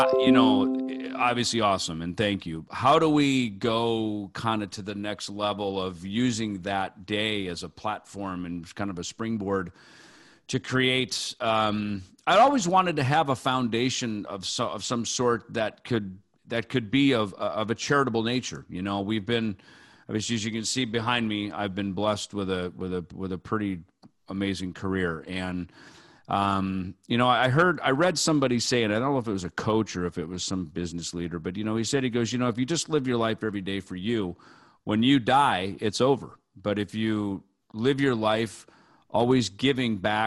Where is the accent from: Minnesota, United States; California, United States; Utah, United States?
Minnesota, United States; Jackson; moved away; my hometown of Jackson, Minnesota